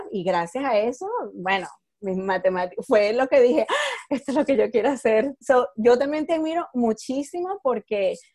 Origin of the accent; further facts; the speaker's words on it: Venezuela; moved away; Llegamos de Venezuela. Yo llegué de Venezuela en el, 99. ¿Qué año llegaste